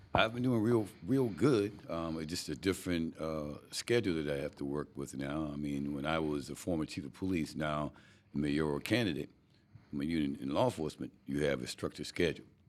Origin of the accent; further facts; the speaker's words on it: North Charleston, South Carolina, United States; born and raised here and love it. And there's no other city in the world that I love like I love North Charleston